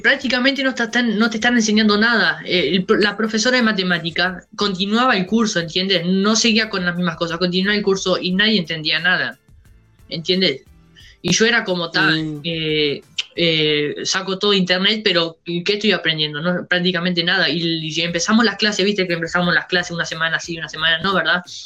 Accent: Uruguay; somos de acá de Uruguay

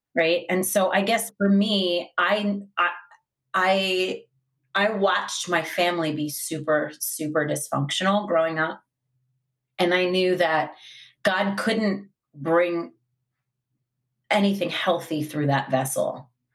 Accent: Long Island, New York, United States; I grew up in Long Island

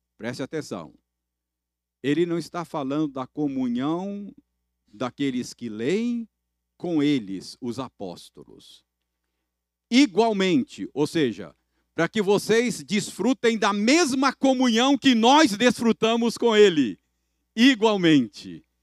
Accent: Minas Gerais, Brazil; como bons mineiros

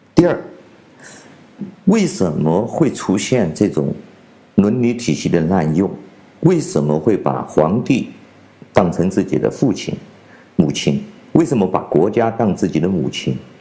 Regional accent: China; 我是来自中国大陆的

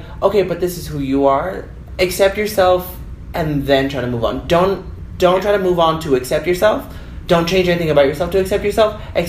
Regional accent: United States; especially me growing up in the United States of America

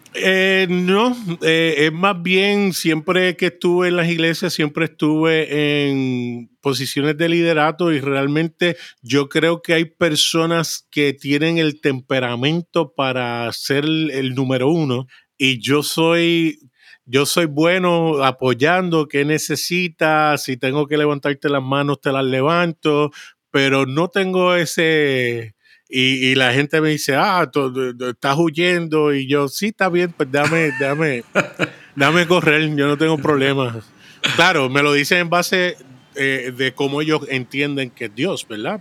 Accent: Puerto Rico; also born or lived in Brooklyn, New York, United States / San Juan, Puerto Rico; nací en San Juan, Puerto Rico. A los tres años me fui para Brooklyn, New York.

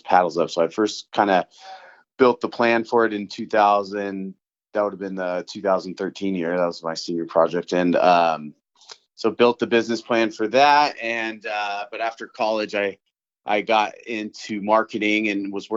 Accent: San Francisco, California, United States; moved away; I grew up in San Francisco

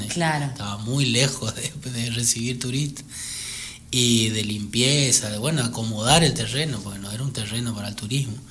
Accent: Buenos Aires, Argentina; No, no, no, me vine de Buenos Aires con, esa idea.

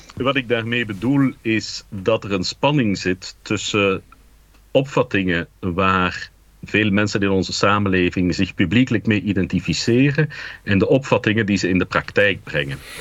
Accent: Dilbeek, Flanders, Belgium; also born or lived in Anderlecht; Ik ben opgegroeid in Dilbeek en dat is de grens van de Geuzenstreek

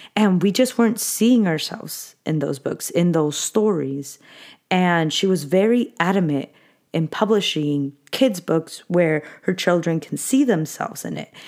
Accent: Anaheim, California, United States; I grew up in Anaheim

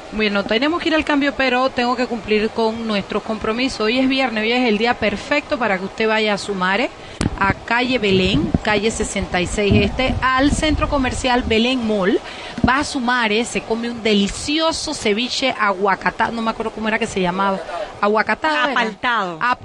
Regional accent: Chiriquí, Panama; yo soy de Chiriquí

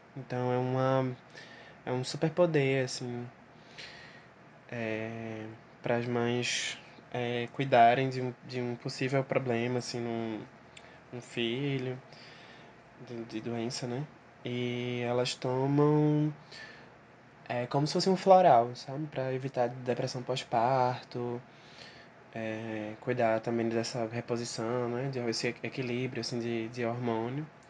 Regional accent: Recife, Pernambuco, Brazil; sou de Recife

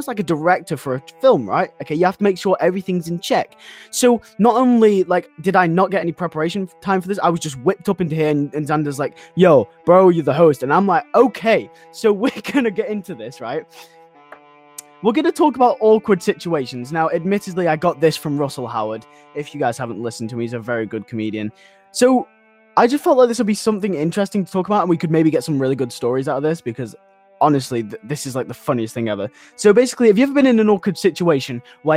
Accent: United Kingdom; I'm British, okay? I'm in the EU

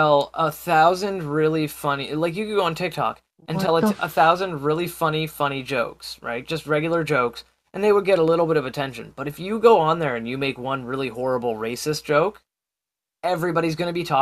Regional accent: Canada; I'm Canadian

